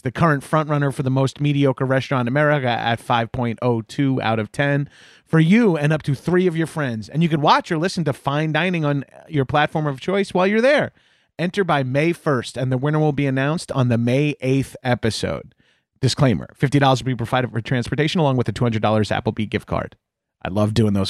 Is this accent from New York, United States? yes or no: yes; New York, United States; I'm from New York. I grew up listening to all New York radio stations